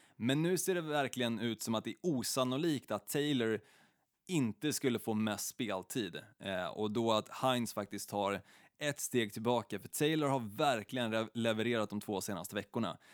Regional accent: Stockholm, Stockholm County, Sweden; i Stockholm, ehm, där jag är uppvuxen

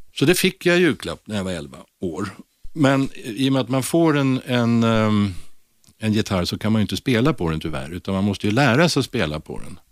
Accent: Stockholm, Stockholm County, Sweden; jag är född och uppvuxen i ett ställe som, alltså som bär det konstigaste förortsnamnet av alla, vill, inte vill säga lite, nämligen Blås ut, som ligger väldigt nära Globen

